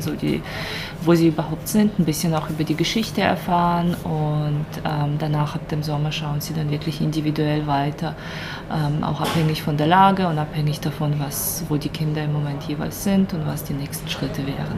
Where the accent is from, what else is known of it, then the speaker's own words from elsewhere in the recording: Ukraine; now in Basel, Switzerland; als Ukrainerin